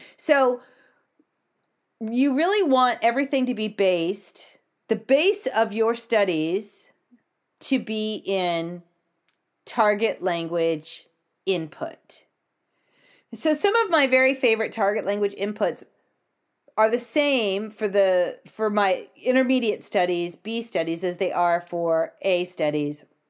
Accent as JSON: {"language": "English", "country": "United States", "said": "I'm American"}